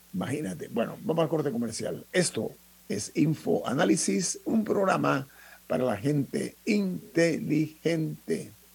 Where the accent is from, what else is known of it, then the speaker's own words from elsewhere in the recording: Panama; nosotros como panameños